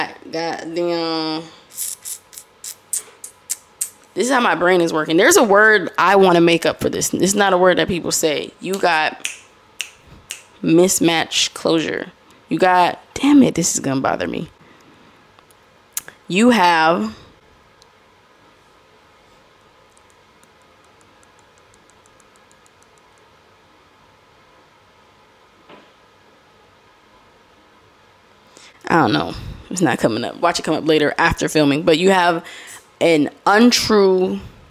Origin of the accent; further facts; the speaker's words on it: Florida, United States; accent: Florida; I am from Florida.